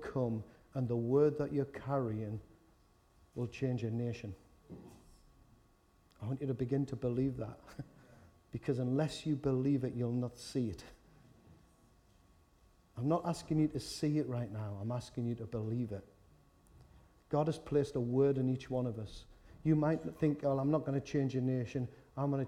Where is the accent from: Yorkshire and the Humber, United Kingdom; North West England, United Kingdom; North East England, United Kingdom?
North East England, United Kingdom; Newcastle upon Tyne; accent: Geordie; I'm from Walker